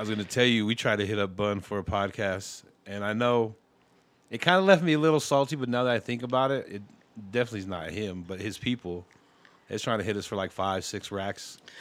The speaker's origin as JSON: {"language": "English", "town": "Denver", "region": "Colorado", "country": "United States", "said": "I'm from Dunham."}